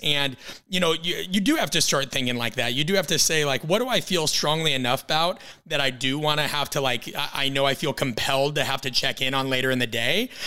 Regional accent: Midwest, United States; I'm from the Midwest West.

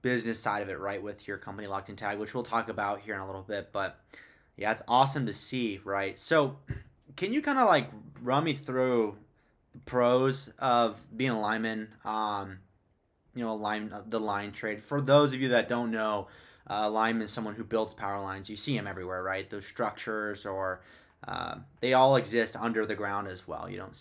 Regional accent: Phoenix, Arizona, United States; I'm from America, Phoenix to be exact.

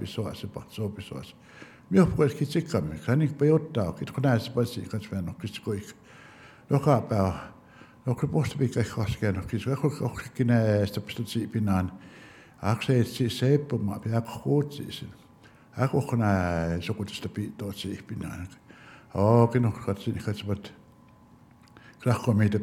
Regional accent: Blood Indian Reserve, Alberta, Canada; first language Blackfoot; English is a second language; I'm from the Blood Indian Reservation, and my ancestor is Meat Gates

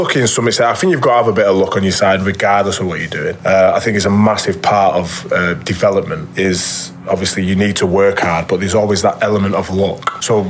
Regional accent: Warrington, North West England, United Kingdom; I then ended up back in my hometown club, which, you know, I loved.

